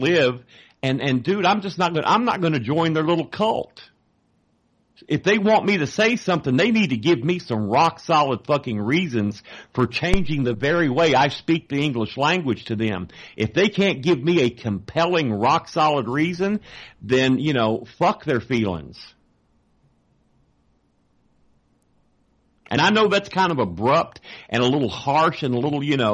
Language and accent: English; Texas, United States; I'm from Texas